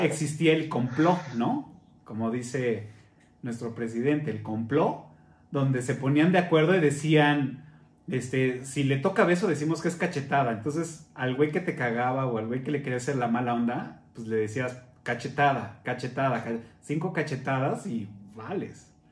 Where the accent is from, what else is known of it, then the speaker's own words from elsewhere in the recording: Mexico City, Mexico; cuando llegamos a vivir ahí cerca del Parque de los Venados